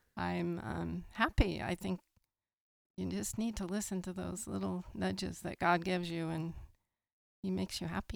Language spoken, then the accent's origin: English; San Lorenzo, California, United States; I grew up in the Bay Area, in San Fr-, in San Lorenzo